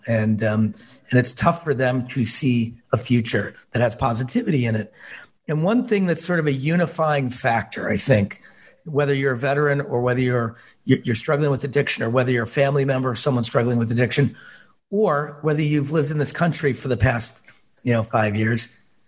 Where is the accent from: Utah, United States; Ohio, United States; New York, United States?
Ohio, United States; Cleveland; growing up in Cleveland, Ohio, the industrial Midwest